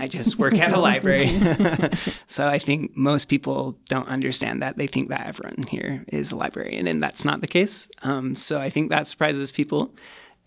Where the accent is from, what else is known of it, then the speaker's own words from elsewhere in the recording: Cache Valley, Utah, United States; moved away; I come from Cache Valley originally